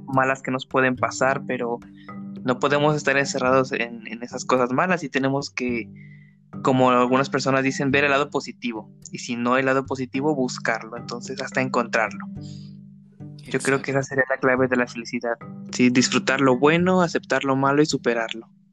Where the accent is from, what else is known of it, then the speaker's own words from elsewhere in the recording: Puebla, Mexico; soy de Puebla